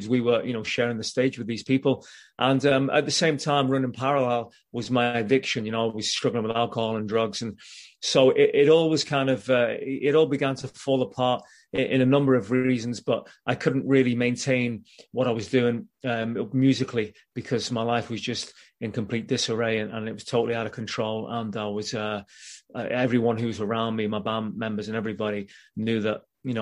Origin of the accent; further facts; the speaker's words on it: Liverpool, North West England, United Kingdom; moved away; I'm from Liverpool originally in England, and I was at school, and we put this boy band together at school